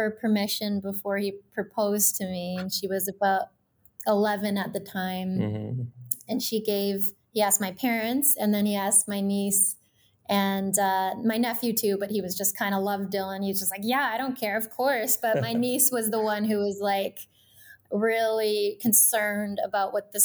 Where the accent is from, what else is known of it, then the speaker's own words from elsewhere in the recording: Kelowna, British Columbia, Canada; I'm from Kelowna originally